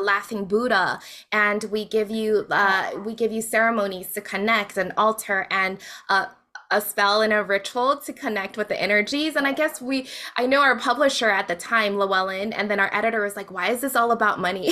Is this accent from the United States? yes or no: yes; Hawaii, United States; moved away as an adult; also born or lived in Las Vegas; I grew up in Hawaii